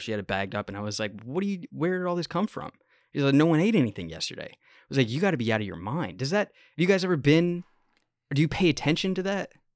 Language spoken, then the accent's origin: English; United States; I'm from America